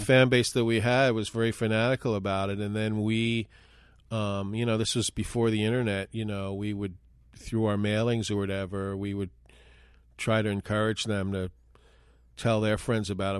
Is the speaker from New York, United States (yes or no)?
yes; New York City, New York, United States; moved away as an adult; also born or lived in Minneapolis; I was from New York City originally. And I had moved to Minneapolis